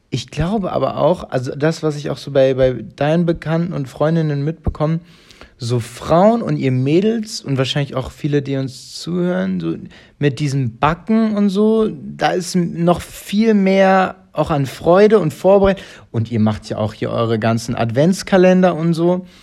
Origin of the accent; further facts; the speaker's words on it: Italy; Ich bin ja, Italiener, ist doch jetzt gut.